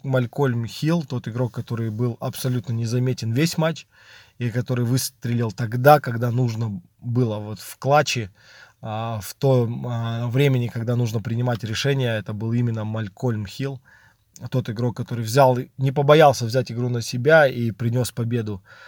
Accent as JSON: {"language": "Russian", "country": "Belarus", "said": "я сам белорус"}